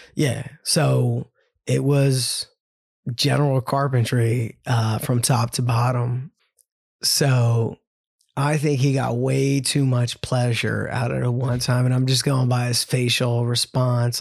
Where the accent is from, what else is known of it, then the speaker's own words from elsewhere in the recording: Ambler, Pennsylvania, United States; Love growing up in Ambler. I love knowing that I came from Wissahickon